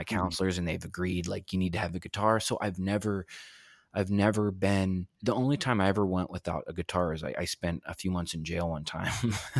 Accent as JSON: {"language": "English", "region": "Texas", "country": "United States", "tie": "born there", "said": "in Texas, and my biological father was out of the picture."}